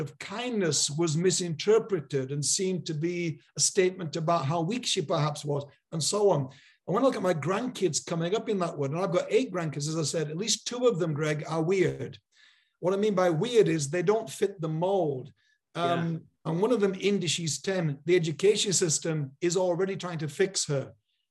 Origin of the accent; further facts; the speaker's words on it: Yorkshire and the Humber, United Kingdom; I grew up in Yorkshire in a real community